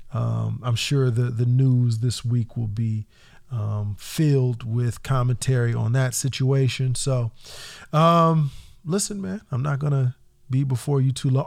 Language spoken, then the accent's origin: English; Indiana, United States; now in California, United States; as a Californian from Indiana, from the Midwest